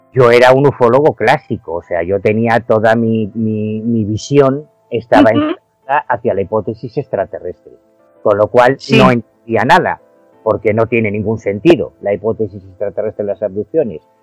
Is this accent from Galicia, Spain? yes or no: yes; Galicia, Spain; yo soy gallego, yo siempre he vivido en Galicia